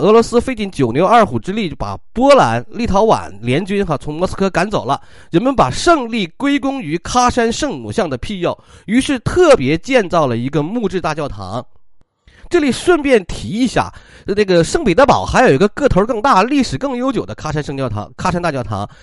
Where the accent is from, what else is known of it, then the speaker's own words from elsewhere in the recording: China; 我们中国人